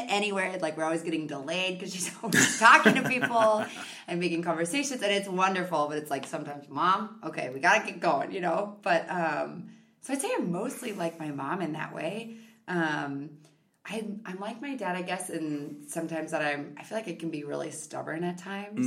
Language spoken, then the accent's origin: English; Victoria, Minnesota, United States; also born or lived in South Dakota / Chaska, Minnesota / St. Peter, Minnesota / St. Paul, Minnesota; I actually grew up in a smaller town called Victoria.